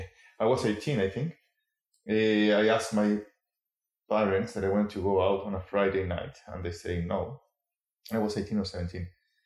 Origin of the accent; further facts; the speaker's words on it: Antofagasta, Chile; now in Western Australia, Australia; I was in my hometown in Antofagasta, Chile. That town is on the northern part of Chile. The town was built based on fishermen and miners.